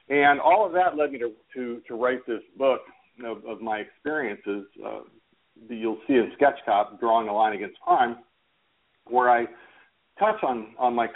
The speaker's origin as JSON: {"language": "English", "area": "Orange County", "region": "California", "country": "United States", "tie": "born or raised there", "said": "I grew up in Orange County, California, right next door to where Disneyland is"}